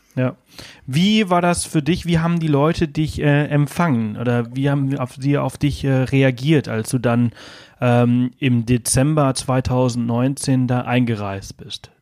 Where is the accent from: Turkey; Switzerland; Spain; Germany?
Spain; moved away; Also ich bin halt in Spanien aufgewachsen